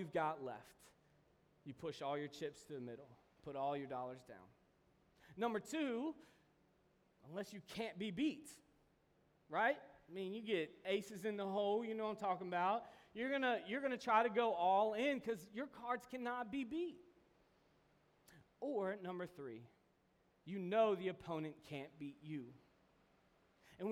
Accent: Kentucky, United States; I'm from Kentucky

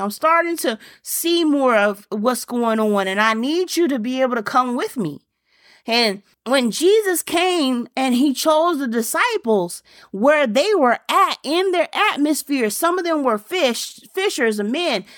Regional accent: Germany; moved away; I was growing up in Germany.

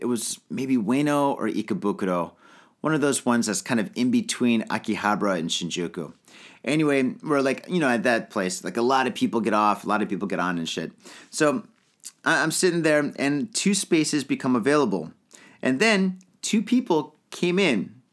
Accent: Detroit, Michigan, United States; moved away as an adult; now in Tokyo, Japan; I grew up in the Detroit area

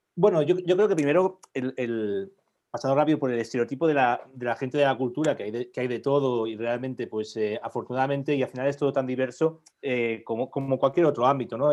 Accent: Barcelona, Catalonia, Spain; now in El Escorial, Spain; De Barcelona soy

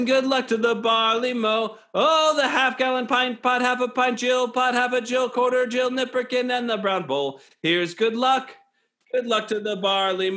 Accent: Florida, United States; I'm Nordic and I grew up in Florida

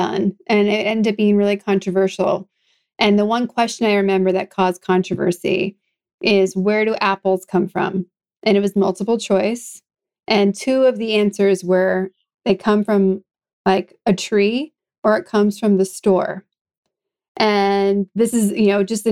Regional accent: New England, United States; moved away; also born or lived in California; I grew up in New England where there's snow and there's fireflies in the summertime.

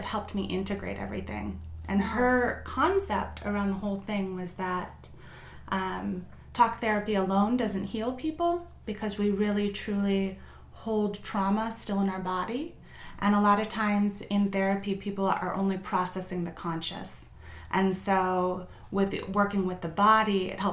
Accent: Northern California, United States; moved away as an adult; also born or lived in Chicago; I grew up in Northern California

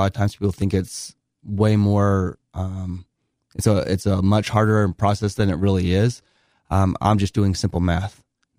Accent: Bountiful, Utah, United States; Okay, so I grew up in Northern Utah in Bountiful. I lived there all the way up until I served an LDS mission and was gone for a couple years.

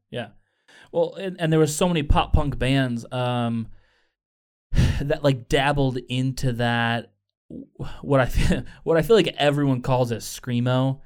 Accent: Chicago, Illinois, United States; I'm from Chicago

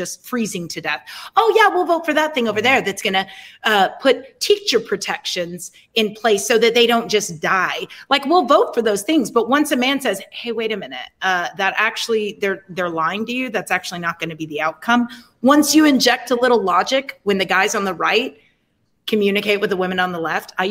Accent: United States; I'm American

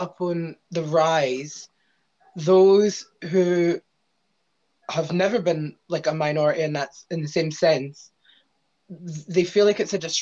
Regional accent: Scotland, United Kingdom; as a Scot

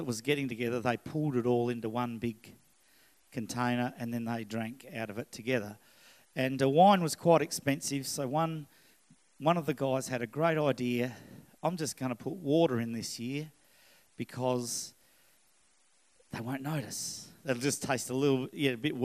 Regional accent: Scotland, United Kingdom; now in Australia; I am Scottish

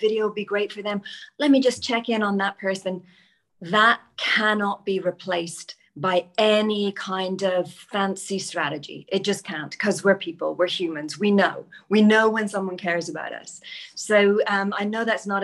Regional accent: Ireland; now in United Kingdom; I'm Irish

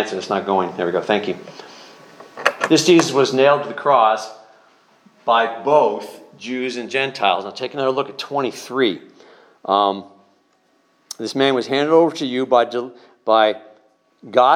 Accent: Northeast, United States; We're from the Northeast, we're a little more snarky.

